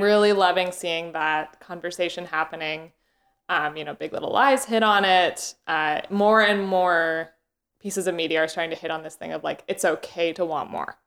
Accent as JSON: {"language": "English", "country": "Canada", "moved": "yes", "said": "I had just gotten back from Canada, um, which is where I'm from"}